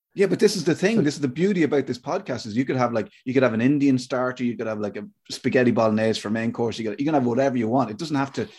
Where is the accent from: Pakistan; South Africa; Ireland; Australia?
Ireland; I'm Irish